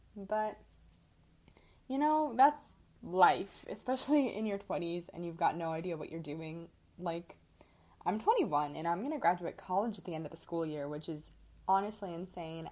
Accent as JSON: {"language": "English", "region": "Midwest", "country": "United States", "moved": "as an adult", "lives_now": "Arizona, United States", "said": "I am from the Midwest, so I'm used to the cold"}